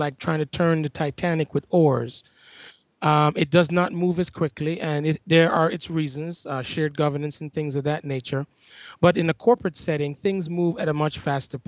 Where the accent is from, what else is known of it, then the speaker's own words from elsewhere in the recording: Kingston, Jamaica; moved away as an adult; also born or lived in Washington, D.C. / Charlotte, North Carolina; now in Ithaca, United States; I'm originally from Kingston, Jamaica, and growing up there